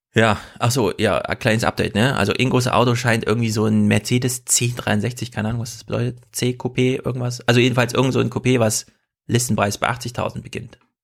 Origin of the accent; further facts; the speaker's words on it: East Germany, Germany; moved away; also born or lived in East Westphalia / Hesse; man sitzt so richtig als Ossi